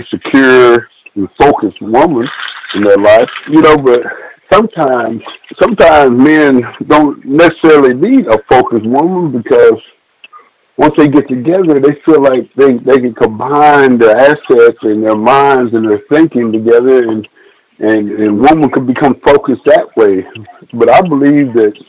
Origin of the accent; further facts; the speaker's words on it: Abilene, Texas, United States; I'm from Abilene, Texas